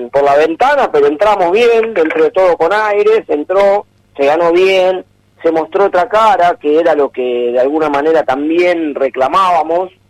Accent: Argentina; es más, el de Argentina, uno lo ve por uno lo ve por como argentino y demás.

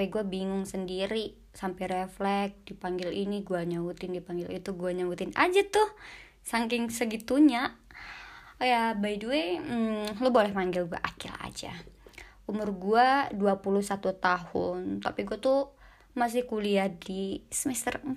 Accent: Aceh, Indonesia; now in Yogyakarta, Indonesia; gue tuh sebenarnya asalnya dari Aceh ya lu tahu ya pasti salam Mekah gitu ya

